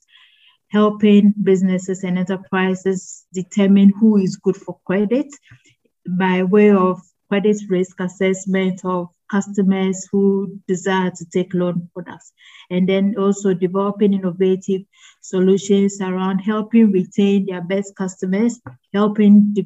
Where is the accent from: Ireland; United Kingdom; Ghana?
Ghana; I am Ghanaian